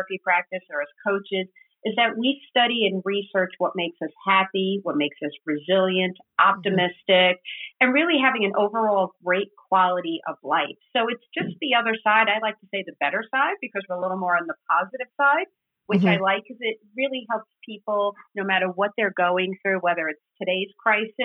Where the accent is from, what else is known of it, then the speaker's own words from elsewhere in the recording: New York, United States; moved away as an adult; now in New Jersey, United States; I'm from New York, but I now live in New Jersey